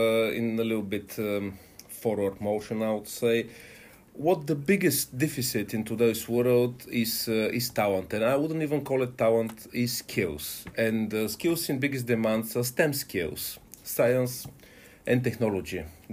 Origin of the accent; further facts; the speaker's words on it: Plovdiv, Plovdiv Province, Bulgaria; moved away as an adult; also born or lived in United Kingdom; I'm originally from Plovdiv.